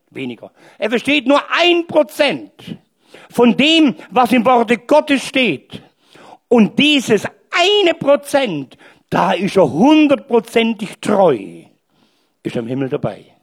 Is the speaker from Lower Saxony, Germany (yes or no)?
no; Stuttgart, Baden-Württemberg, Germany; accent: Swabian; Und ich bin Stuttgarter. Und nicht bloß Deutsch, sondern auch Schwäbisch.